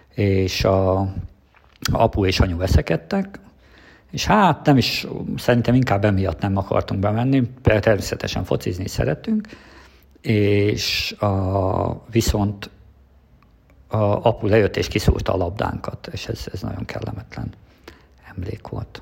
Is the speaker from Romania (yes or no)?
no; Transcarpathia, Zakarpattia Oblast, Ukraine; moved away as an adult; now in Hungary; én Kárpátalján születtem